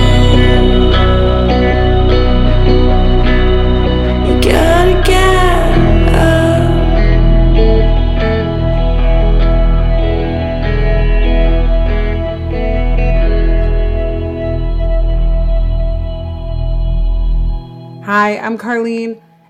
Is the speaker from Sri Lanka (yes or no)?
no; Canada; also born or lived in Grenada; I was born in Grenada and I left when I was 6. But you're right. I am Canadian